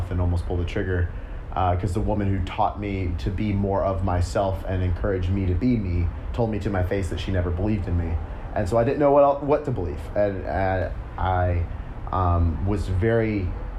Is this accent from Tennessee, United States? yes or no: yes; Memphis, Tennessee, United States; I grew up in Memphis, Tennessee.